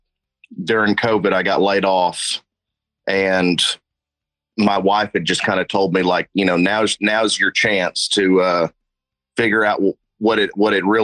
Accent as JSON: {"language": "English", "town": "Oklahoma City", "region": "Oklahoma", "country": "United States", "tie": "born or raised there", "moved": "yes", "lives_now": "Little Rock, United States", "said": "I'm originally from Oklahoma City"}